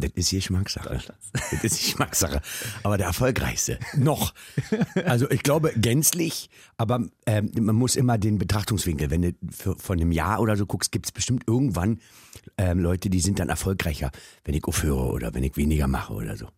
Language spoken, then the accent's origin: German; Berlin, Germany; also born or lived in Düsseldorf / Cologne; ich bin ja in Kreuzberg groß geworden